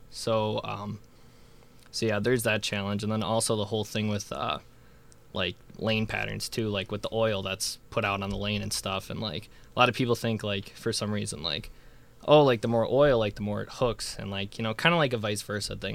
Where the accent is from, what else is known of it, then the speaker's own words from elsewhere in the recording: Illinois, United States; I'm from Illinois